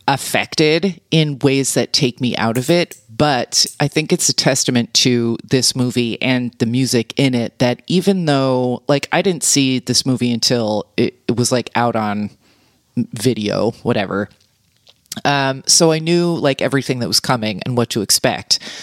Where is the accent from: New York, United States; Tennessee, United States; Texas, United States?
New York, United States; as a New Yorker